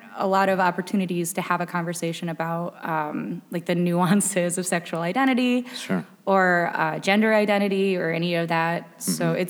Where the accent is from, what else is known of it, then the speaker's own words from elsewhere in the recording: Waterford, Michigan, United States; I grew up in White Lake, Waterford, you know, like outside of Pontiac.